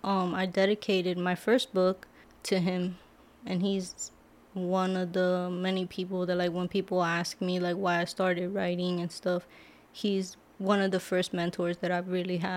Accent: Lebanon, Pennsylvania, United States; English is a second language; also born or lived in Brooklyn, New York; I was born in Brooklyn, New York, and we moved here when I was about 9 years old, and I grew up here in Lebanon.

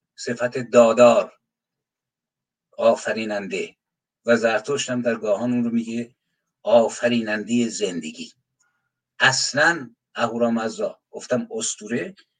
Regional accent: Iran; یک تکه از خاک زمینم که تو ایران متولد شدم

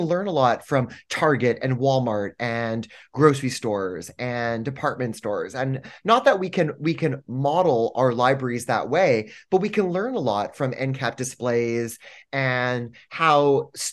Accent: Canada; moved away as an adult; now in New York City, United States; I'm from Canada originally, and I've been living in the United States for 14 years.

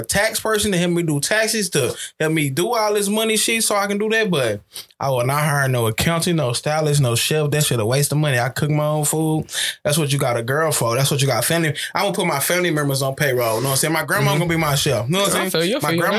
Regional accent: Texas, United States; I'm from the South. I'm from Texas.

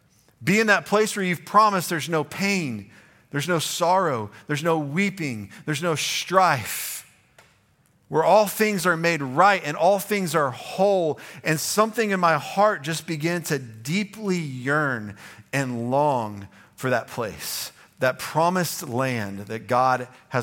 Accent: the South, United States; I'm a Southerner.

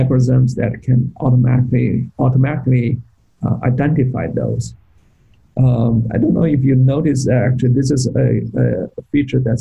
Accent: Beijing, China; moved away as an adult; now in United States; I grew up in Beijing.

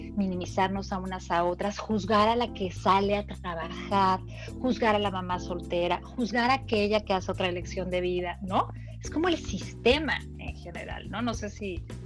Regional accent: Mexico; yo que soy mexicana de ahí lo, vivo

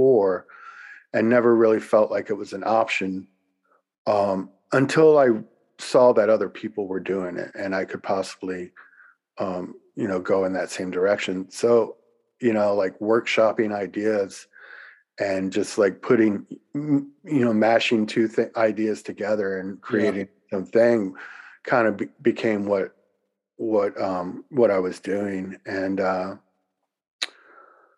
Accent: Louisiana, United States; moved away as an adult; where I grew up in Louisiana

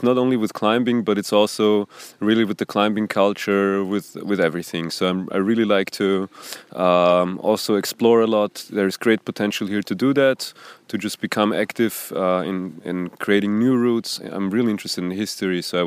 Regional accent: Vienna, Austria; moved away as an adult; now in Banja Luka, Bosnia and Herzegovina; I'm from Austria, that's right. I think the better word would be I'm a reverse Gastarbeiter here, actually. I'm from the city of Vienna.

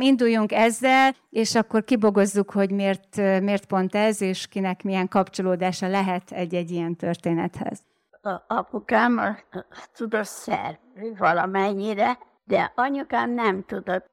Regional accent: Délvidék, Vojvodina, Serbia; Igen, ugye én délvidéken nőttem föl, és amikor ez a felvétel készült, akkor éppen dúlt a Balkán háború

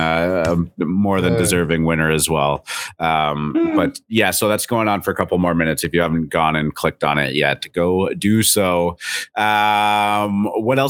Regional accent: Canada; I'm Canadian.

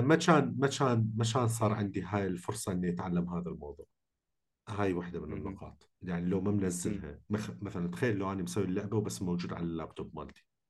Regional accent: Iraq; احنا عراقيين

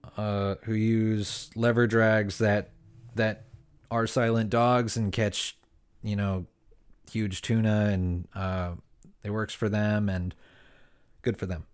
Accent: Ventura County, Southern California, United States; I was born and raised in Southern California, um, and, uh, particularly Ventura County area

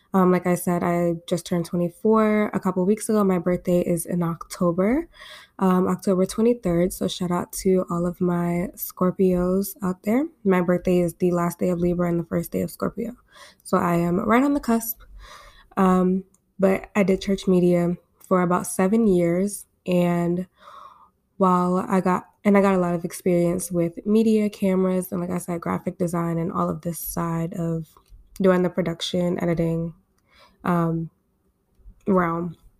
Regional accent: Baltimore, Maryland, United States; I'm coming to you guys from my hometown in Baltimore, Maryland. I was born and raised here.

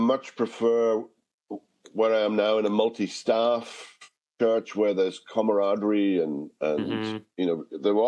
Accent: Wales, United Kingdom; moved away; I haven't lived in Wales for 50 years, and I haven't spoken Welsh on a daily basis in 50 years.

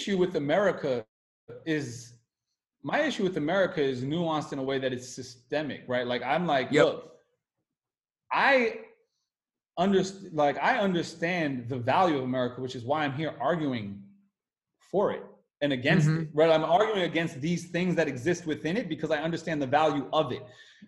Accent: United States; as an American

